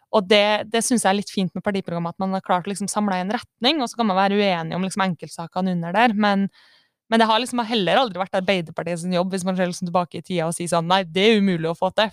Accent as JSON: {"language": "Norwegian", "town": "Kristiansund", "region": "Møre og Romsdal", "country": "Norway", "said": "jeg kommer fra Kristiansund"}